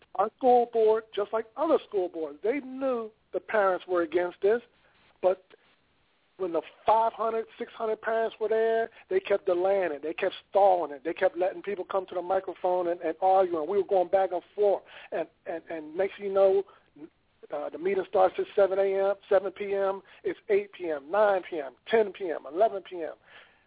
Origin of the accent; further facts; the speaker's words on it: Philadelphia, Pennsylvania, United States; here in my hometown